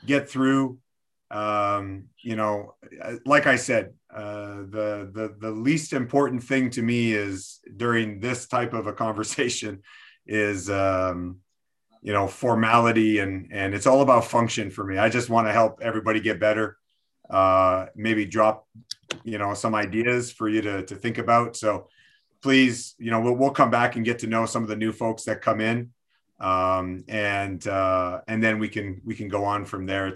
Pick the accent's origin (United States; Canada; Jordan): Canada; Quebec City, Quebec; I'm born and raised in Quebec City, which is the French part of Canada